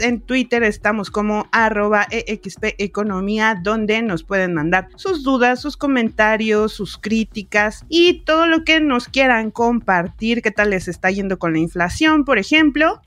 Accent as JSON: {"language": "Spanish", "country": "Mexico"}